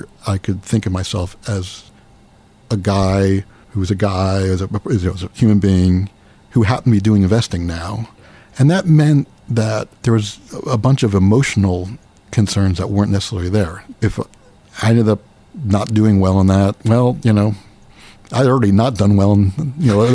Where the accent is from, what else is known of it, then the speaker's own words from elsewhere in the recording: New Brunswick, New Jersey, United States; I grew up near here, near New Brunswick.